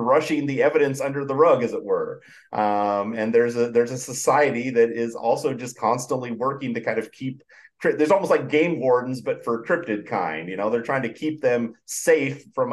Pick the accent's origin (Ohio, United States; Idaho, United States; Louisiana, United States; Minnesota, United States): Idaho, United States; I grew up in Idaho